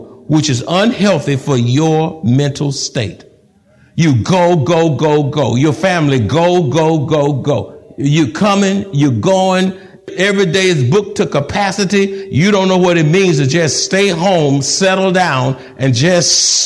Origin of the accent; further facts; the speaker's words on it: Texas, United States; I'm a Texan. I've been here all my life.